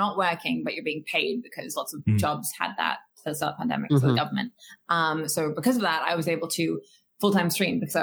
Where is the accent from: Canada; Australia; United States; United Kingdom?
Australia; I'm a Quaker and I'm Australian